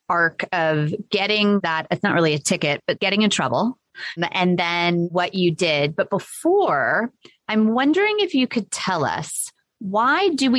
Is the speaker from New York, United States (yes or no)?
no; California, United States; now in Atlanta, United States; I'm in Atlanta, but I grew up in Southern California outside of Los Angeles. And it was just like beautiful suburban neighborhood, but like lawn city.